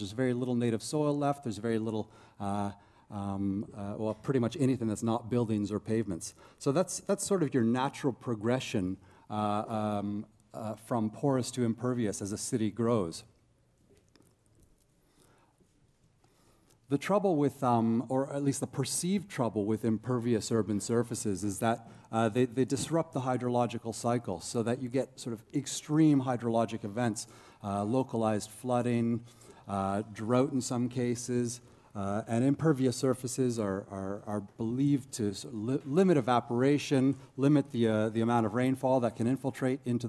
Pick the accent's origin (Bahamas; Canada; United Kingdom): Canada; Toronto, Ontario; moved away as an adult; now in Christchurch, New Zealand; I'm originally Canadian from Toronto area anyhow. I moved to Christchurch, New Zealand about 5 years ago to do my PhD